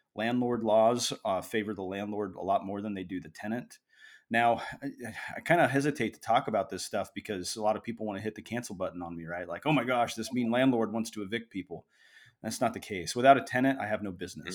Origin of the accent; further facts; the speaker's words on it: Springfield, Missouri, United States; now in Oregon, United States; I was raised in Southwest Missouri, specifically Springfield